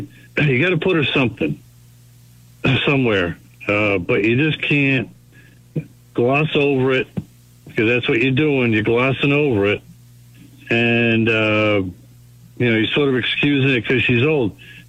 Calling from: Brookline, Massachusetts, United States

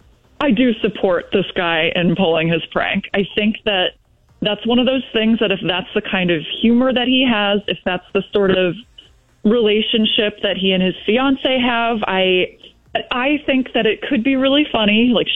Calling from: Fulton, United States; from Fulton.

